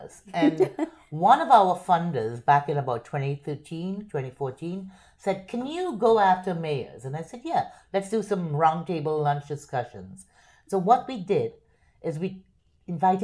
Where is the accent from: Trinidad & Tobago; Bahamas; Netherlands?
Trinidad & Tobago; Port of Spain; moved away as an adult; now in Miami, United States; Born and raised in Port of Spain, Trinidad